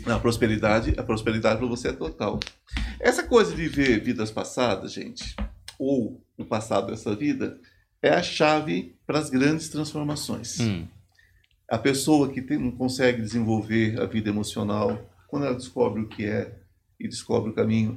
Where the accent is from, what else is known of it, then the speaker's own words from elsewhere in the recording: São Paulo, Brazil; eu sou paulista, sou aqui do interior, sou de São Paulo